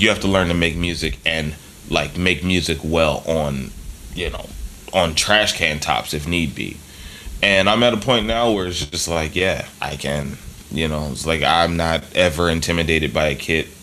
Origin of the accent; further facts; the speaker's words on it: Philadelphia, Pennsylvania, United States; I grew up in Philly